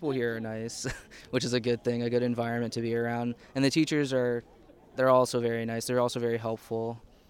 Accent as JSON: {"language": "English", "town": "Willingboro", "region": "New Jersey", "country": "United States", "said": "I'm from Willingboro as well."}